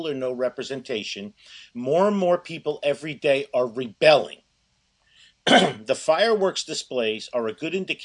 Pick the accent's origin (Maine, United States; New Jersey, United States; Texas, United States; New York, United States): New Jersey, United States; Newark; I grew up in Newark